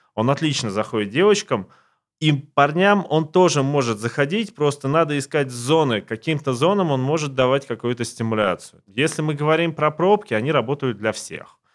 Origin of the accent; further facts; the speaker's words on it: Siberia, Russia; now in Moscow, Russia; я сам не из Москвы, я из Сибири, и вырос в очень маленьком городке